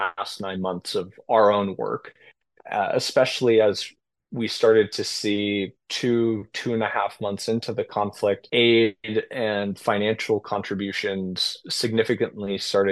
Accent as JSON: {"language": "English", "country": "United States", "accent": "American", "said": "speaking English with my American accent"}